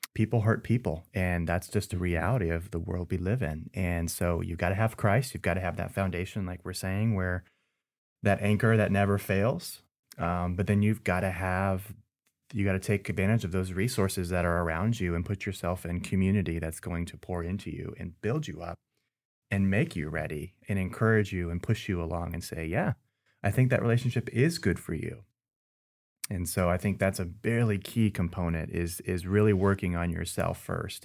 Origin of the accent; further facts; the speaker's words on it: Southern California, United States; moved away as an adult; also born or lived in East Tennessee; I'm originally from Southern California